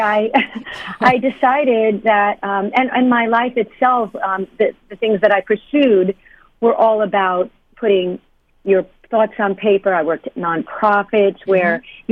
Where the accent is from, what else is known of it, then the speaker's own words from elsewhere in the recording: New York, United States; moved away; I came from New York, and um, back in when I grew up, uh, first of all, in New York